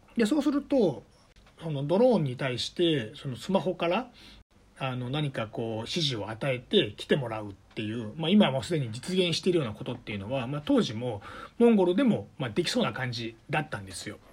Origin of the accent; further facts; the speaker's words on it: Sakai, Osaka, Japan; moved away as an adult; also born or lived in Beijing / Shanghai / Taiwan; now in Shenzhen, China; 出身は大阪の堺市という場所なんですけれども